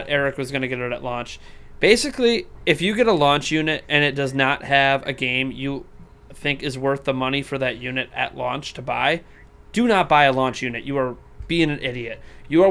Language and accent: English; United States; I'm an American